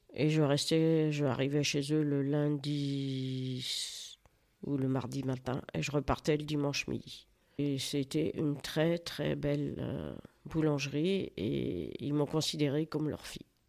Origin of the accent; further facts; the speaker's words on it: Toury, Centre-Val de Loire, France; je suis née à Toury, et mes parents étaient agriculteurs